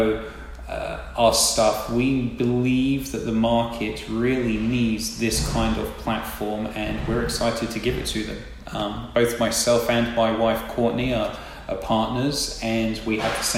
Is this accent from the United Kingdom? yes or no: yes; England, United Kingdom; now in Tampa, United States; So I actually grew up in England, probably tell from my accent